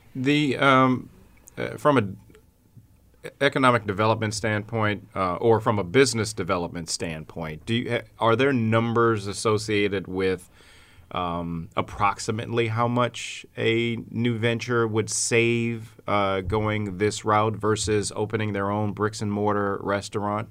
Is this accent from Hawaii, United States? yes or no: no; Baltimore, Maryland, United States; now in Syracuse, United States; my hometown of Baltimore